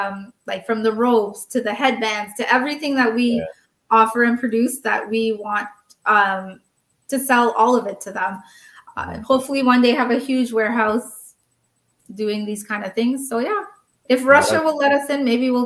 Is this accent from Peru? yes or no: no; Canada; We come from Canada.